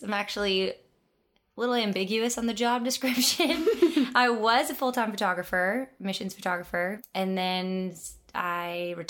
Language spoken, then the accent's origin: English; Wisconsin, United States; now in Nashville, United States; I'm originally from Wisconsin, but I've lived in Nashville for 10 years.